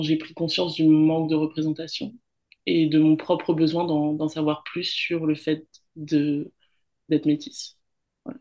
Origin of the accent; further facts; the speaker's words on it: France; moved away as an adult; now in Australia; je suis française parce que j'ai grandi en France hexagonale, mais je suis aussi, euh, walisienne